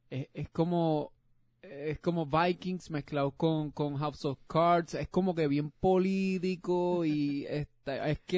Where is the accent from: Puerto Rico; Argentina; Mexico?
Puerto Rico; A nuestra isla en el corazón la llevamos y aunque me mude por ano sigo siendo boricua.